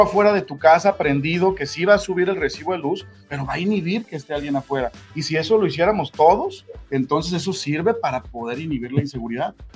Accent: Tonalá, Jalisco, Mexico; Los que somos eh, nacidos, crecidos y que somos aquí habitantes de Tonalá

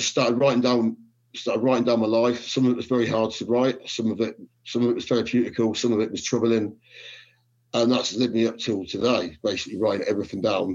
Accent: Corby, East Midlands, United Kingdom; also born or lived in Luton; So I started growing up in Corby.

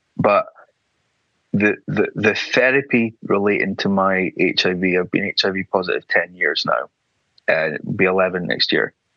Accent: Aberdeen, Scotland, United Kingdom; moved away as an adult; now in London, United Kingdom; I grew up in Aberdeen, very, you know, not very progressive, very white

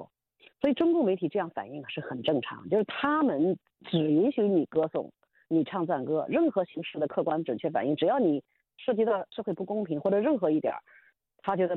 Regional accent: Northwest China, China; also born or lived in Qinghai / Gansu; now in United States; 因为我就是西北人，因为我长期在青海、甘肃，我对西北很熟。

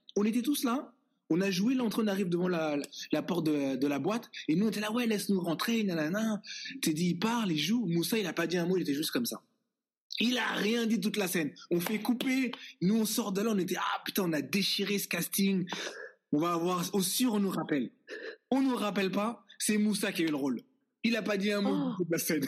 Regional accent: Les Bosquets, Île-de-France, France; now in Toronto, Canada; on a grandi au Bosquet ensemble

